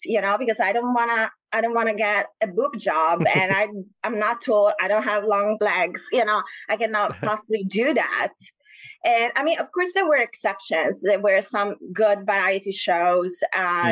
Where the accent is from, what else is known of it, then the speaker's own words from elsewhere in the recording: Naples, Campania, Italy; moved away; I'm from the south. I'm from Naples.